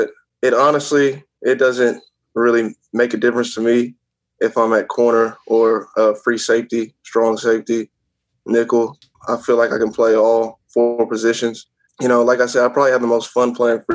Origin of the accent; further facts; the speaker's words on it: Houston, Texas, United States; I grew up in Houston, Texas